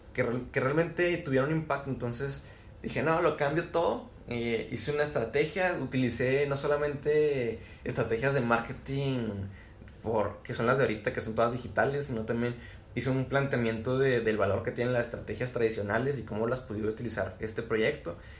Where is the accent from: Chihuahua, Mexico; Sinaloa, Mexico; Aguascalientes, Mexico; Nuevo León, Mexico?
Chihuahua, Mexico; soy aquí originario de Chihuahua